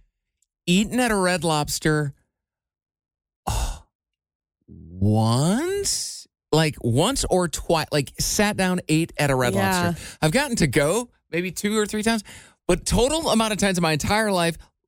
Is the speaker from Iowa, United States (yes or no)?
yes; DeWitt, Iowa, United States; moved away; my hometown of DeWitt, Iowa, of 5,000 people